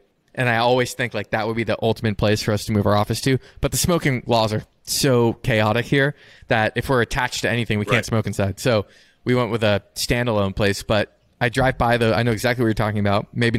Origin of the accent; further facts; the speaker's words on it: South Florida, United States; moved away as an adult; now in Cincinnati, United States; We just moved up here about 2 years ago, but it's been a really nice change from growing up in South Florida.